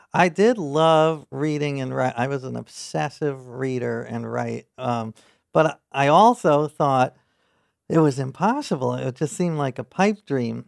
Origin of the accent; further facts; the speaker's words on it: New York City, New York, United States; I grew up in New York City